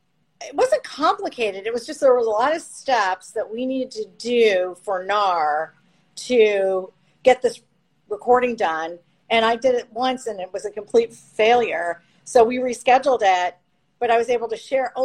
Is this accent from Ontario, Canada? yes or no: yes; London, Ontario, Canada; now in Florida, United States; I'm originally from Canada. I lived outside of Toronto in London